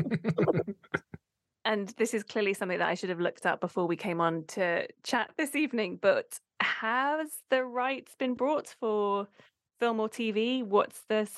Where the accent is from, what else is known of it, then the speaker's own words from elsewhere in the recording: Abingdon, South East England, United Kingdom; I grew up in Abingdon in the UK